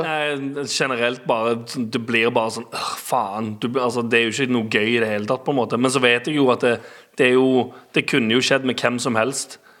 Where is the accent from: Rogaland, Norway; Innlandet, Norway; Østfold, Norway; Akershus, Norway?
Rogaland, Norway; Stavanger; moved away; der jeg er vokst opp og har uh, venner og familie